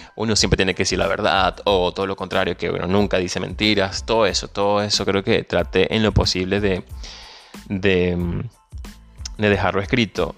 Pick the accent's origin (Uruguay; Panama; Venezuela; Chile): Venezuela; moved away